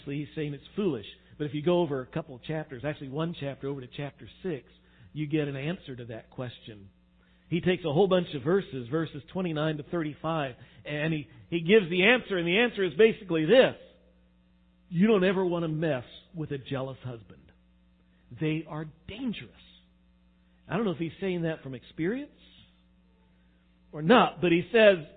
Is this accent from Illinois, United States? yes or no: no; West Texas, United States; now in Midwest, United States; I grew up out in West Texas